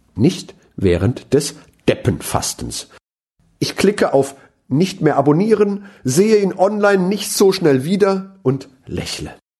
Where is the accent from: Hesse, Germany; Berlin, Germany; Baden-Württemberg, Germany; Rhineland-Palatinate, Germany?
Rhineland-Palatinate, Germany; Mainz; als Mainzer